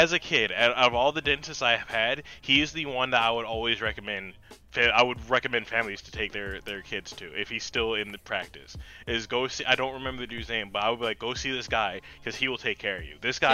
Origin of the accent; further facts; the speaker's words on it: New Jersey, United States; now in Maryland, United States; I'm originally from Jersey. I've lived in Jersey from 92 to 06.